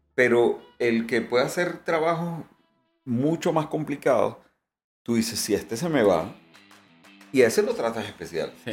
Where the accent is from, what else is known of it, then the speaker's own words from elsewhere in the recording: Venezuela; como venezolano